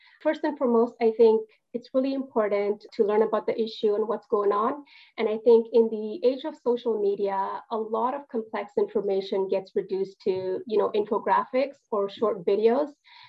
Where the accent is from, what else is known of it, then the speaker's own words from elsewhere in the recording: Canada; As a Canadian, I thank you. And as an Afghan Canadian